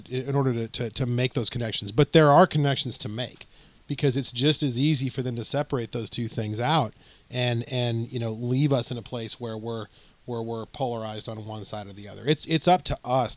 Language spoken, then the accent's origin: English; Arizona, United States; now in Washington, D.C., United States; I'm from Arizona